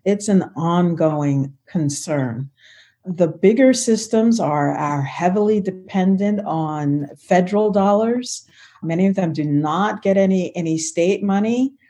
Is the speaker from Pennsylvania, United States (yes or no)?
yes; Philadelphia, Pennsylvania, United States; moved away as an adult; now in Washington, D.C., United States; I'm originally from Philadelphia, so I grew up riding the subway.